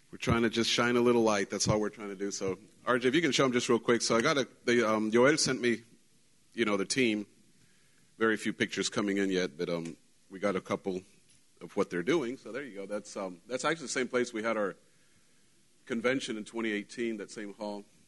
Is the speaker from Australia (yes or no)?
no; Mexico; moved away; I wasn't raised in Texas, I was raised in Mexico, and Mexico has a different culture, even though we're Mexicans